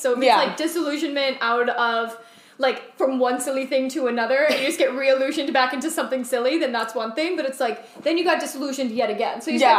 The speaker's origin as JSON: {"language": "English", "region": "Indiana", "country": "United States", "said": "I'm from Indiana."}